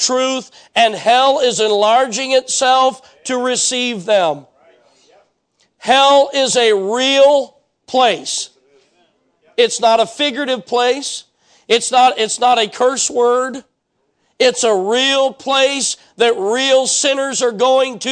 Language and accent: English; United States; I am an American